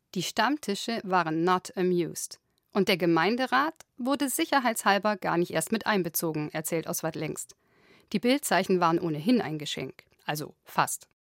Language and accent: German; Isny, Baden-Württemberg, Germany; moved away as an adult; now in Munich, Germany; in Isny, meinem kleinen Heimatkaff, in dem ich 19 Jahre lang gewohnt habe und zur Schule gegangen bin